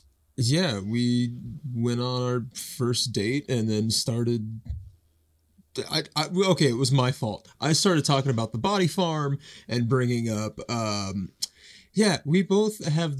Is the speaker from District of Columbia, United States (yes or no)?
no; Nashville, Tennessee, United States; now in Olympia, United States; Originally from Nashville, Tennessee. To keep a long story short, Nashville to Ohio, got some family out there